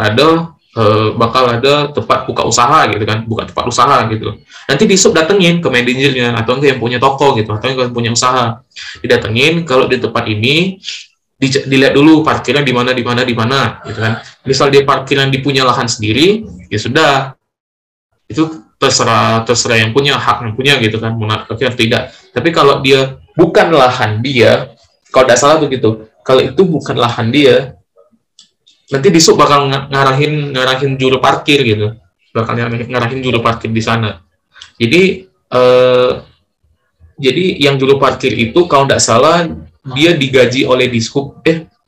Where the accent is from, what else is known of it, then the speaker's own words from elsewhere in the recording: Lubuklinggau, South Sumatra, Indonesia; aku asli Linggau